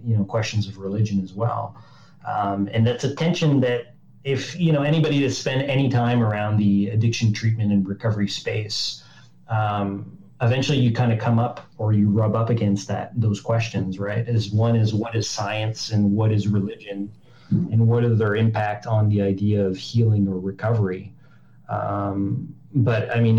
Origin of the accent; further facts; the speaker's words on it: Montreal, Quebec, Canada; I'm from Montreal